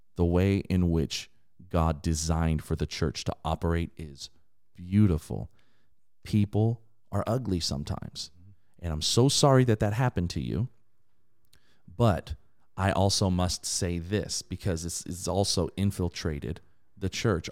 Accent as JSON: {"language": "English", "area": "Inland Empire", "region": "California", "country": "United States", "tie": "born or raised there", "said": "I was raised in a, an incredibly diverse area in the Inland Empire"}